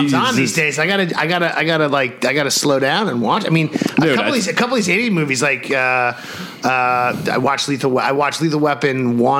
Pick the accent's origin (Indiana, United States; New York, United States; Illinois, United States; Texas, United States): New York, United States; New York City; growing up in New York City.